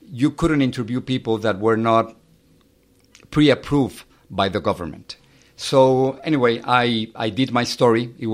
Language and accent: English; Mexico City, Mexico; I, I grew up in in Mexico City. I have uh, three brothers and a sister. And the time in which I was growing up in, in Mexico, it was kind of difficult.